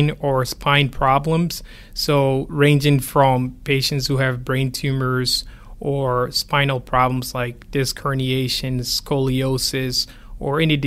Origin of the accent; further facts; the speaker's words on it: Ghana; moved away; I grew up in Ghana